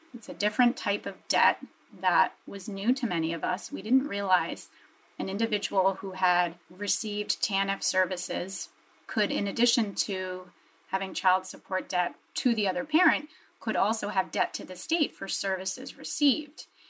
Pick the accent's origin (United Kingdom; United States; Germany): United States; New Jersey; I grew up in New Jersey in a very diverse, sort of medium sized um, municipality